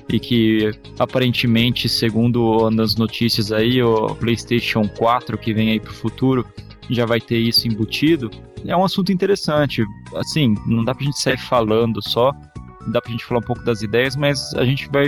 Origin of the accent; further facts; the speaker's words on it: Rio de Janeiro, Brazil; Sou do Rio de Janeiro, estudante de contabilidade, tenho 21 anos.